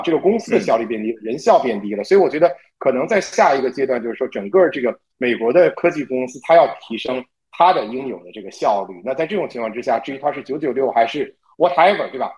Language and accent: Chinese; China; 我们中国人